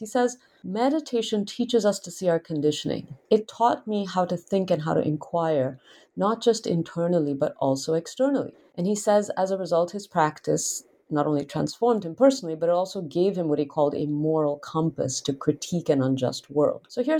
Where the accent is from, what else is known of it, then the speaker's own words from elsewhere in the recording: India; I tell readers about how I grew up in India, you know, with fairly common exposure to yoga and meditation